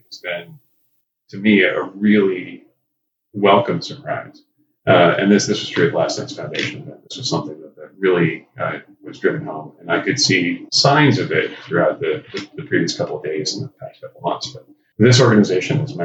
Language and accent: English; Lodi, California, United States; moved away; also born or lived in San Jose, California / San Francisco Bay Area; I grew up in a small town in Central California, Lodi, California